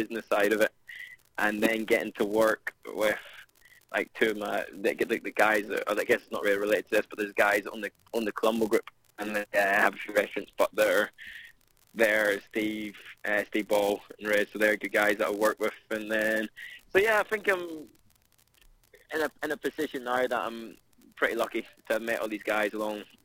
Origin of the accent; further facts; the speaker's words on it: Ireland; moved away as an adult; now in London, United Kingdom; I'm from Ireland